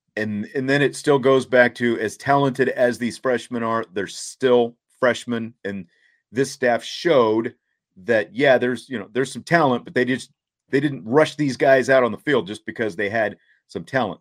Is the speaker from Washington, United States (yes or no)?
no; Kansas, United States; growing up in Kansas, there was no hockey